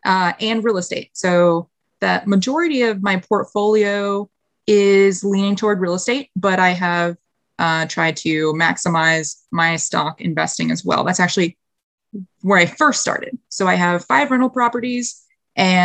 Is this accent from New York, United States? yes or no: yes; White Plains, New York, United States; moved away as an adult; also born or lived in North Carolina; born and raised in White Plains, New York. It's just like 30, 45 minutes north of the city